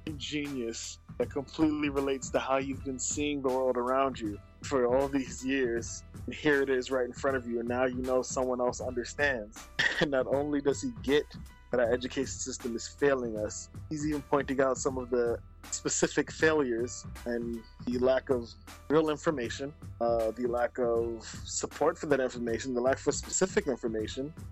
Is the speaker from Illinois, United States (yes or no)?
no; New York City, New York, United States; as a New Yorker growing up in Brooklyn, we go to DOE schools